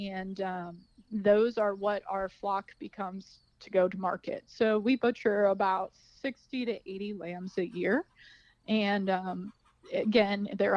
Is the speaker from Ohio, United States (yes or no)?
yes; Mason, Ohio, United States; I'm from Mason originally, and did not grow up on a farm